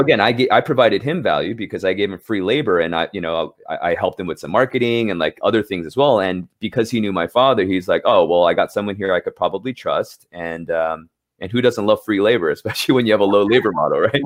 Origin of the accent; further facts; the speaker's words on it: Los Angeles, California, United States; moved away as an adult; now in New York City, United States; I grew up in Southern California, um, L A specifically.